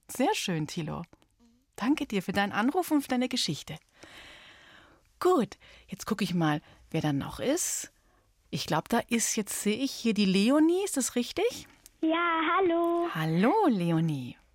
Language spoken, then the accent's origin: German; Munich, Bavaria, Germany; ich bin auch in München geboren.